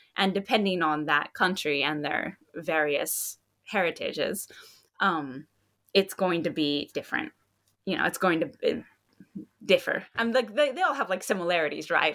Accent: Hawaii, United States; moved away as an adult; also born or lived in Hokkaido, Japan; I'm from Hawaii, and then I was living in Hokkaido

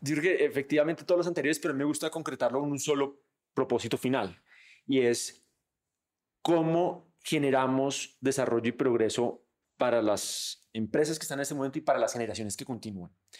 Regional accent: Colombia; nosotros como colombianos

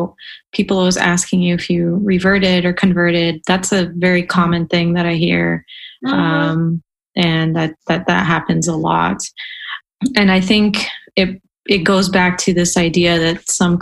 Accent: Denver, Colorado, United States; growing up in Denver

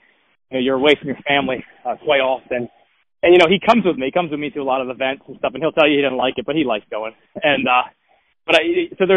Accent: Delmarva Peninsula, Eastern Shore of Maryland, United States; moved away; I'm originally from the Eastern Shore on the Maryland side, Delmarva Peninsula.

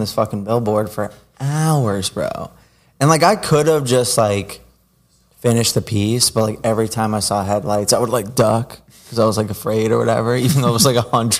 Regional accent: New Jersey, United States; growing up in Jersey, it was, like, running up the train tracks.

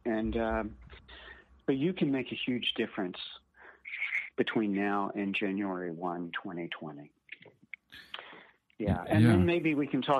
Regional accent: Houston, Texas, United States; I grew up in Houston.

